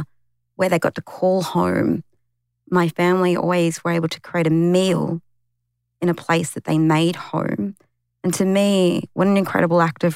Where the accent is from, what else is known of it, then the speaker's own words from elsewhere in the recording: Sydney, New South Wales, Australia; the community I grew up in Western Sydney, it's the highest urban Aboriginal